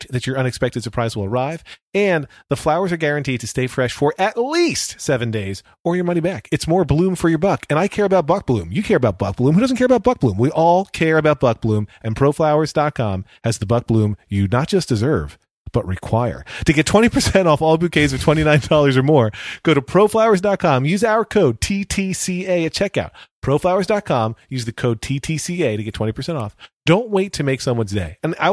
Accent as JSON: {"language": "English", "area": "Berks County", "region": "Pennsylvania", "country": "United States", "tie": "born or raised there", "said": "Berks County history, where I grew up in Pennsylvania"}